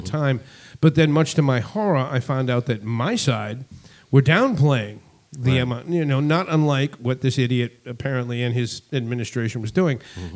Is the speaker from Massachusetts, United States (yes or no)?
yes; Boston, Massachusetts, United States; I'm from Boston